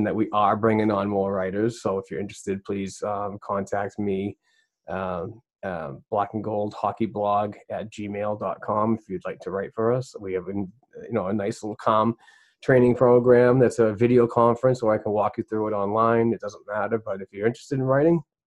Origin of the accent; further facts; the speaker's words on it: Boston, Massachusetts, United States; I'm from Boston